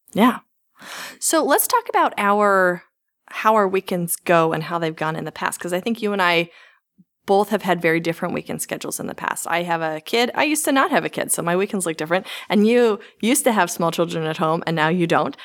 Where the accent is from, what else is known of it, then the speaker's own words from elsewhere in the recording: the Bible Belt, United States; I grew up in the Bible Belt